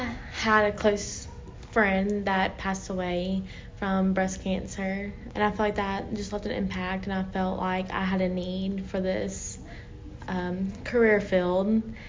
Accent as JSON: {"language": "English", "town": "Beaumont", "region": "Texas", "country": "United States", "said": "I'm from Beaumont, Texas."}